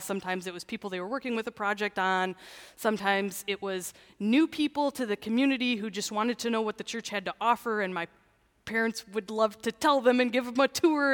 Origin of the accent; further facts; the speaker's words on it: Canton, Michigan, United States; I grew up in Canton